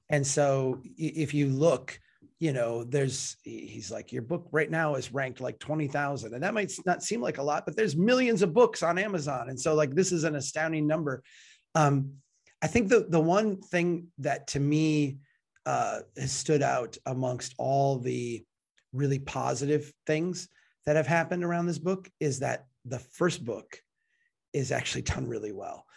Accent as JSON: {"language": "English", "region": "Minnesota", "country": "United States", "said": "I'm from Minnesota"}